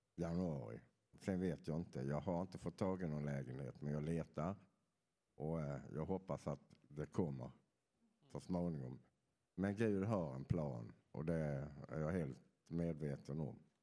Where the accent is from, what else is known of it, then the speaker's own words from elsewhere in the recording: Skåne, Sweden; moved away; Jag kommer från Skåne så ni får förlåta att jag inte har den där dialekten som är så lätt att förstå.